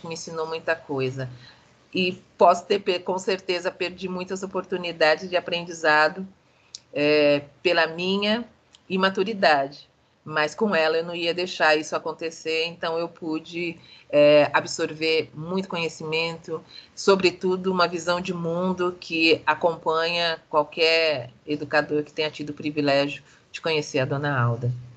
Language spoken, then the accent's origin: Portuguese; Brazil; eu, como brasileira